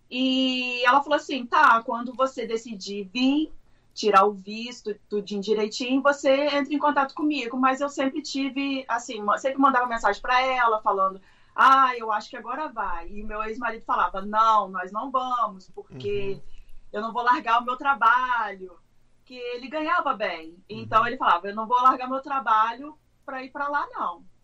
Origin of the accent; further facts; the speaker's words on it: Três Rios, Rio de Janeiro, Brazil; moved away as an adult; also born or lived in Macaé; now in United States; Uh, eu sou de Três Rios, que é interior do Rio. Eu não trabalhava, eu era do lar, mas eu morei oito anos em Macaé.